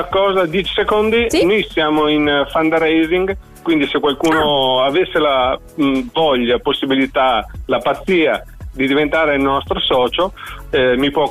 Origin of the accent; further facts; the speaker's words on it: Verona, Veneto, Italy; siamo di Verona.